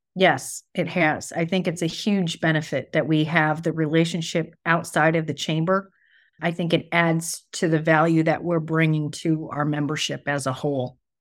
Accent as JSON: {"language": "English", "town": "Grand Blanc", "region": "Michigan", "country": "United States", "tie": "born or raised there", "also_born_or_lived": "Davison"}